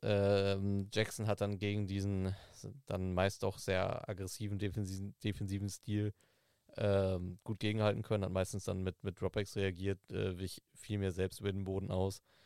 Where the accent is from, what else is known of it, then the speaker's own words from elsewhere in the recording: Southern Germany, Germany; Ich komme aus, äh, aus Süddeutschland, wo, wo lange Zeit Winter- und Glatteiswarnung war